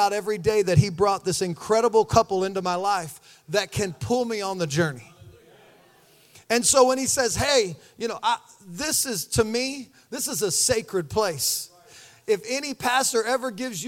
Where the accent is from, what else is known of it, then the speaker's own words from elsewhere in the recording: Missouri, United States; We're from Missouri